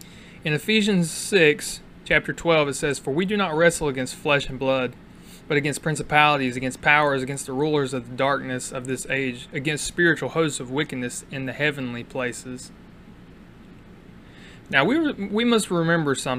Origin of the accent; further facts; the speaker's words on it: United States; we are proud and we are American